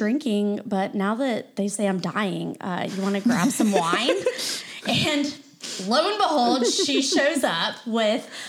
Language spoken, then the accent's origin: English; Greenville, South Carolina, United States; moved away as an adult; also born or lived in Clemson; now in Charleston, United States; Greenville's my hometown, but that's not, I haven't lived there in 13, you know, gosh, add on Clemson, you know, 20 years.